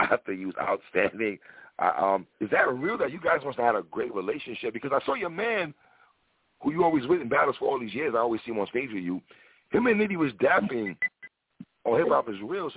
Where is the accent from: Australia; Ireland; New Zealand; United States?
United States; New York; I'm from New York